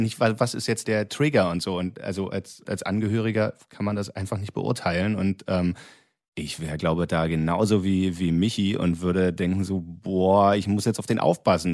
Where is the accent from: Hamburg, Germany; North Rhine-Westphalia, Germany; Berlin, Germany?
Berlin, Germany; als, als ähm, Berliner Göre